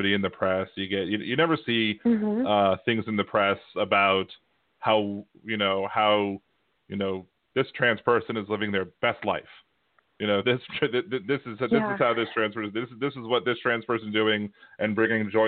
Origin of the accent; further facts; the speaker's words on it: Maryland, United States; also born or lived in Wilmington, Delaware; I was raised in Maryland. I grew up in Maryland